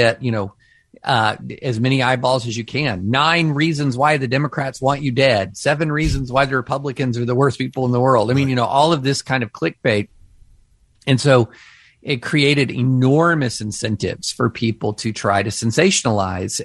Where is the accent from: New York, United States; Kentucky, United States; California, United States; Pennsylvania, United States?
Kentucky, United States; rural; moved away; also born or lived in Opelika, Alabama / Nashville, Tennessee; But I grew up in rural Kentucky